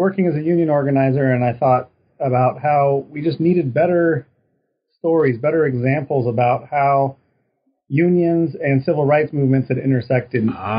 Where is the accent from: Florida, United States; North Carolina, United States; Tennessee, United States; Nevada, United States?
Nevada, United States; Reno; So I'm originally from Reno, Nevada.